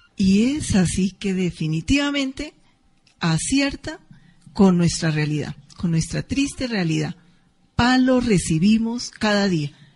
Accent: Colombia; a muchos colombianos y colombianas nos remueve por allá nuestro sentir

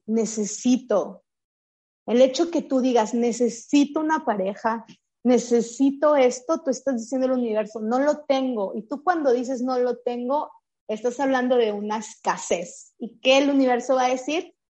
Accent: Chihuahua, Mexico; Yo crecí, nací en Chihuahua, en el norte de México.

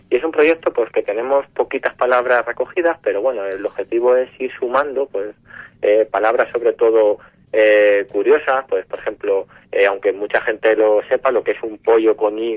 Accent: Castilla-La Mancha, Spain; al fin y al cabo que todos como castellano manchego... sintamos nuestra arquitectura popular, de nuestro entorno

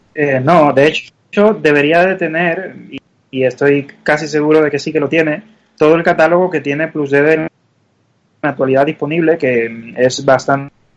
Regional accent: Cuba; now in Madrid, Spain; se nota a la vista que no soy de aquí, soy, soy cubano y, ya hace muchos años

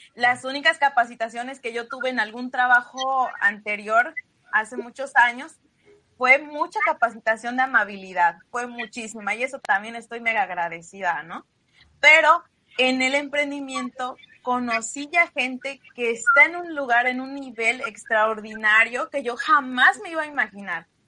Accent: Xicotepec de Juárez, Puebla, Mexico; moved away as an adult; now in Yucatán, Mexico; yo soy originaria de la Sierra Norte de Puebla, Chicotepec de Juárez, Puebla, y radico en Yucatán ya aproximadamente hace 15 años

